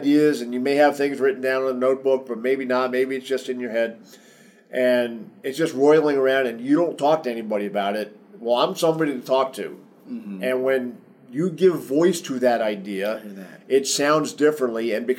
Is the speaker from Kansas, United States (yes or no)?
no; New Jersey, United States; I grew up in New Jersey. I talk kind of fast sometimes. It's not all Southern. I've been in the South a long time, but it's not all Southern.